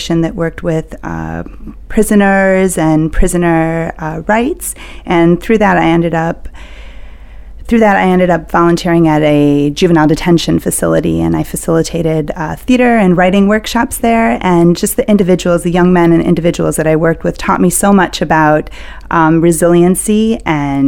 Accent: Chicago, Illinois, United States; I'm originally from Chicago

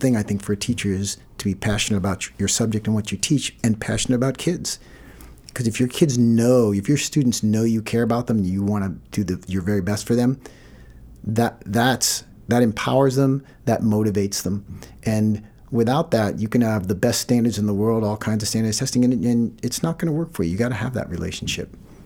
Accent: Maine, United States; also born or lived in West Virginia; when we came to Maine, we came from West Virginia

